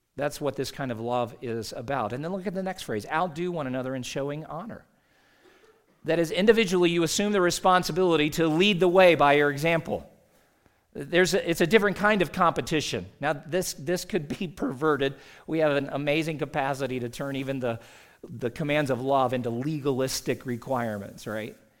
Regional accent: South Carolina, United States; moved away as an adult; now in Utah, United States; Growing up in South Carolina, I mean, we, uh, left my dad and two sis, two of my three sisters and their families back there.

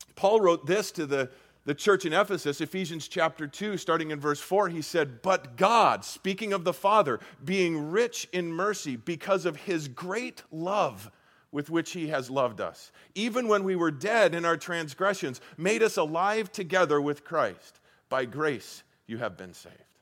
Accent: Colorado, United States; moved away as an adult; also born or lived in Iowa; now in Arizona, United States; I, I grew up in Colorado and I spent probably 25 years of my life in Colorado

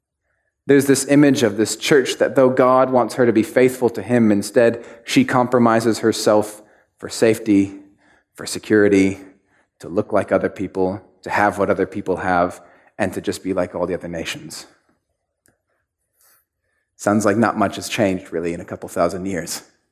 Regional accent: Mexico; I grew up in Mexico and my dad was a pastor, and there was this one church we were pastoring.

